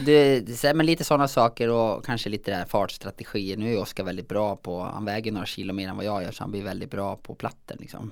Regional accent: Säter, Dalarna County, Sweden; Jag är ju från Säter i Dalarna

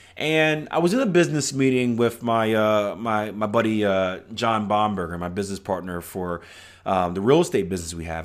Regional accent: Philadelphia, Pennsylvania, United States; I'm from Philadelphia, Pennsylvania, which isn't the greatest city in the world

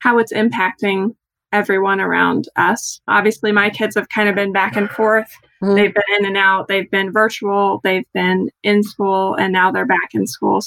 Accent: Olney, Illinois, United States; now in North Central Illinois, United States; I'm originally from Olney, which is about an hour and a half from Evansville. So one of our big outings when I was growing up would always be to go to Evansville

